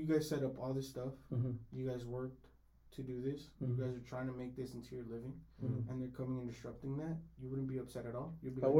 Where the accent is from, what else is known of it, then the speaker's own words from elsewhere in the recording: Los Angeles, California, United States; I'm born and raised in South Central LA, bro.